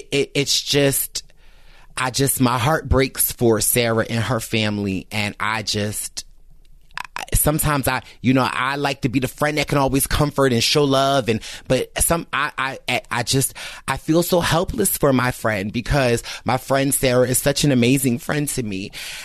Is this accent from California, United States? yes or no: no; Philadelphia, Pennsylvania, United States; I'm from Philadelphia